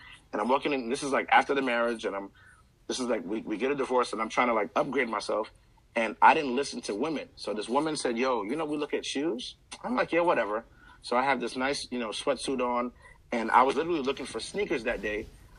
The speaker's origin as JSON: {"language": "English", "town": "Queens", "region": "New York", "country": "United States", "lives_now": "Georgia, United States", "said": "Queens Village. I'm originally from Ravenswood Projects. But Queens Village."}